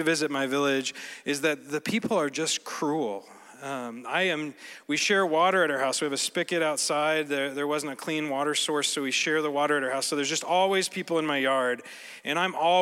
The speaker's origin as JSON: {"language": "English", "region": "Colorado", "country": "United States", "tie": "born or raised there", "moved": "as an adult", "lives_now": "Cameroon", "said": "I grew up in Colorado"}